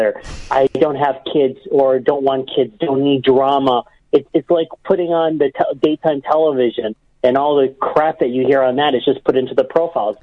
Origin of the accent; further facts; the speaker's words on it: Cleveland, Ohio, United States; my hometown of Cleveland